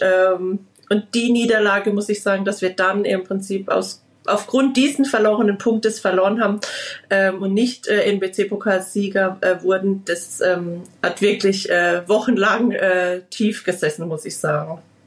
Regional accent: Liedolsheim, Baden-Württemberg, Germany; bei uns in Liedolsheim

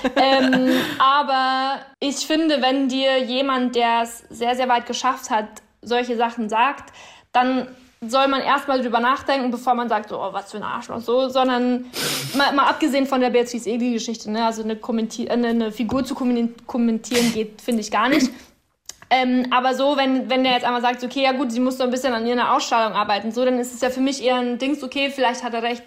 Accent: Upper Palatinate, Bavaria, Germany; now in Berlin, Germany; das werden auch immer meine Wurzeln bleiben und meine Heimat

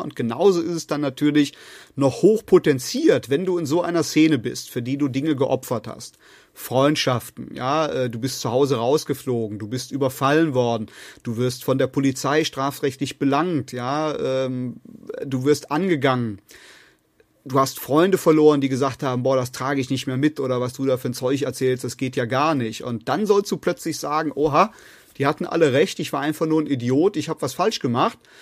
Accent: North Rhine-Westphalia, Germany; bei uns in Nordrhein-Westfalen

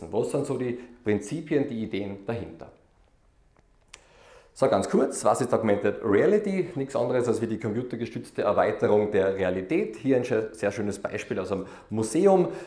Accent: Austria; Ja, ich bin aus Österreich. Ich glaube, das hört man eh schon einmal.

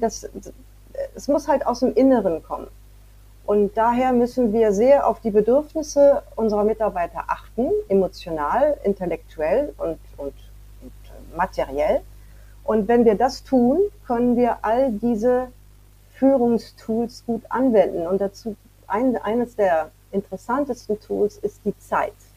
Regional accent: France; moved away; Ich bin in Frankreich aufgewachsen, aber dann bin ich zurückgezogen nach Frankreich

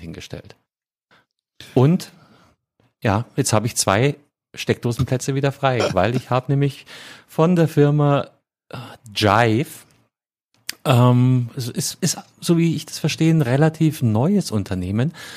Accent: Bavaria, Germany; In meiner Heimat, ja, vom, vom, vom Bundesland her

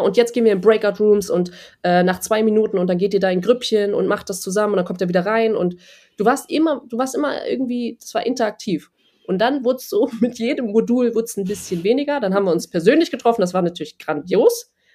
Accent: Germany; moved away; als eine Deutsche da hinkommt

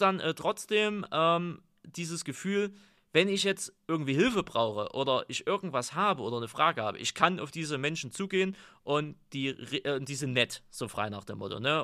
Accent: Altenburger Land, Thuringia, Germany; Aber ich bin ja im Altenburger Land groß geworden.

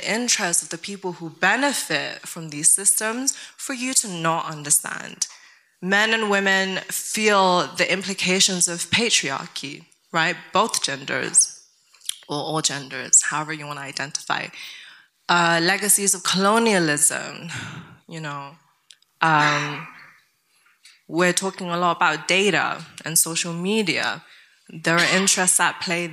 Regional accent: Tibet, China; moved away; I grew up in Tibet

